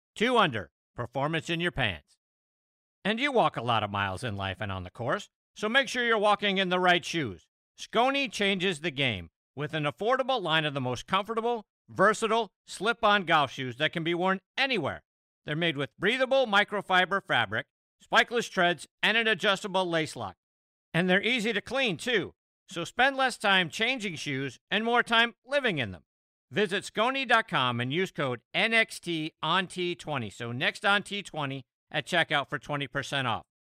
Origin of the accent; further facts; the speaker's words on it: Pittsburgh, Pennsylvania, United States; my hometown of Pittsburgh